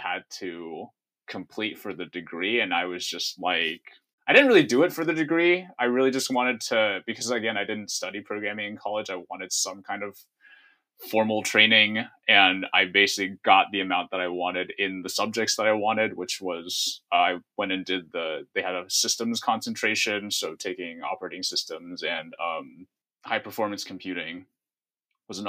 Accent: Northern California, United States; also born or lived in Seattle; now in Chicago, United States; I grew up in Northern California. So we're both California transplants to the Midwest

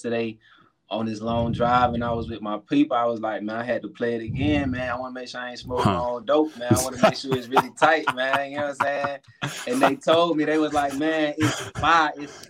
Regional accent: Atlanta, Georgia, United States; where I'm from, man. West End, Zone 4, Zone 1.

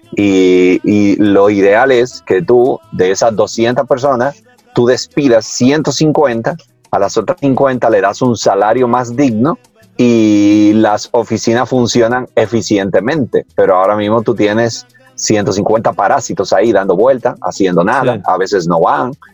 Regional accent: Dominican Republic; yo nací aquí

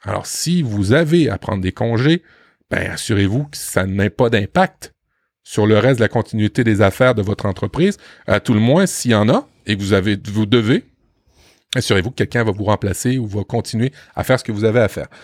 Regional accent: France; chez nous en France

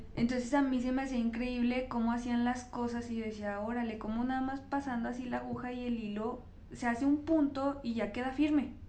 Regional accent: Fresnillo, Zacatecas, Mexico; moved away as an adult; now in Zacatecas, Mexico; yo soy de Fresnillo, entonces cuando me vengo a estudiar acá a Zacatecas

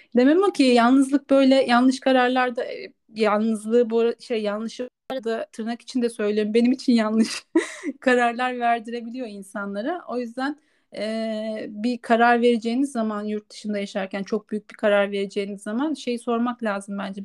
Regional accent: Turkey; moved away as an adult; now in Spain; Türk olduğumu

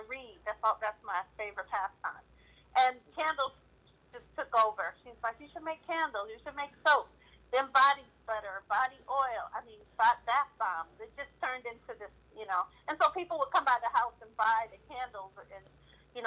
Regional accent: Modesto, California, United States; I'm from Modesto. I live in the Central Valley.

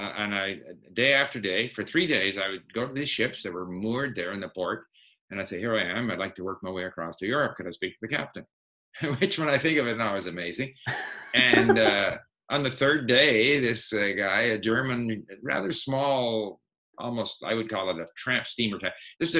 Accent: Montreal, Quebec, Canada; first language Swedish; also born or lived in Sweden; But I grew up in Montreal, and we had French at school, and I couldn't speak French, really.

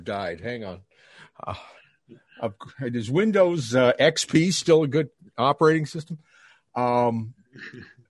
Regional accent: Canada; I'm Canadian

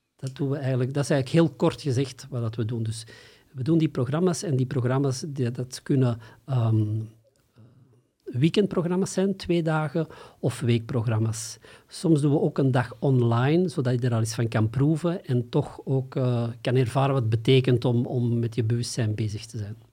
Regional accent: Antwerp, Flanders, Belgium; ik kom uit Antwerpen, of ten zuiden van Antwerpen

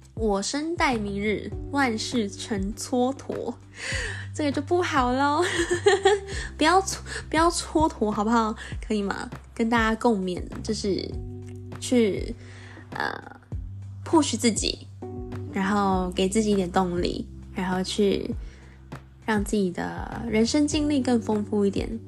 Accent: Taiwan; accent: Taiwanese Mandarin (台湾国语); 我今天一直在台湾国语

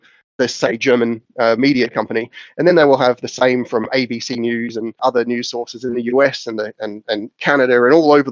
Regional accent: New Zealand; moved away; growing up in New Zealand

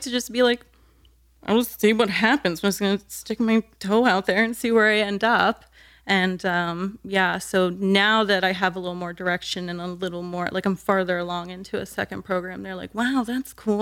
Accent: New Smyrna Beach, Florida, United States; also born or lived in Deltona, Florida; the first half of my childhood, I lived in Deltona, so, like, twenty minutes west of New Smyrna

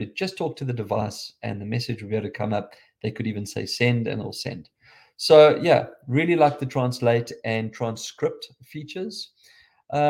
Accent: South Africa; accent: South African

